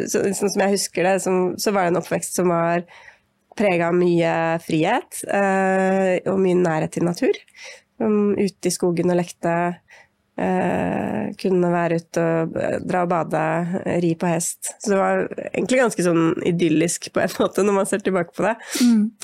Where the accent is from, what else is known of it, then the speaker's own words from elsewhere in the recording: Siggerud, Akershus, Norway; Jeg vokste opp på Sigrud, eh, som var en lite altså Da vi flytta dit, så var det en liten skogsbygd, på en måte, mellom Ski og Ytre Enebakk. Eh, ja, ca. en halvtime utafor Oslo.